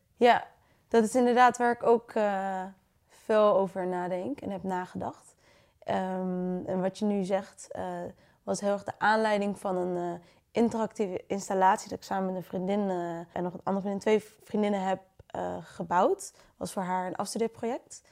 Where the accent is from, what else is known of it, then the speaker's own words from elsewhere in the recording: Friesland, Netherlands; moved away as an adult; now in Utrecht, Netherlands; ik kom dus uit Friesland